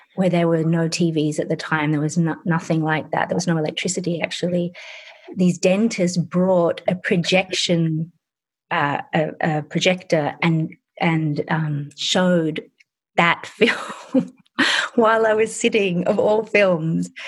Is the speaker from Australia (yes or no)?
yes; Sydney, New South Wales, Australia; also born or lived in England; I was born in England and I was growing up in suburban Australia in Sydney